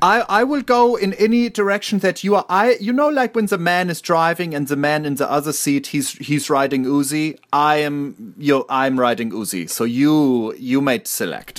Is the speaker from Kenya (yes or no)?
no; Germany; I am a German citizen